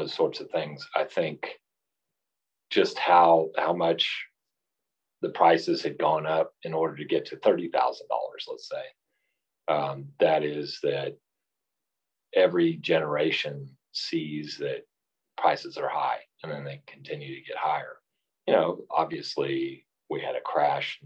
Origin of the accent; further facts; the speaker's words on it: Garland, Texas, United States; also born or lived in California / Austin, Texas / Dallas, Texas; I grew up in Garland, so I'm from the DFW area. I was born in California, moved here when I was 3 years old